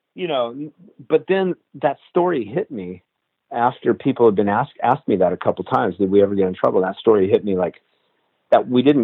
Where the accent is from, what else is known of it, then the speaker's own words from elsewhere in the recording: Reno, Nevada, United States; moved away as an adult; also born or lived in Los Angeles; I grew up in Reno, Nevada, so there's mountains and dirt.